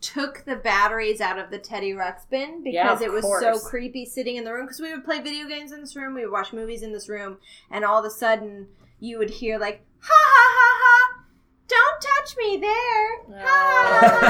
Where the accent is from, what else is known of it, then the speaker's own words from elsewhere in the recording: Midwest, United States; I'm from the Midwest, / close to the South, so we have giant freezers in the basement full of meat.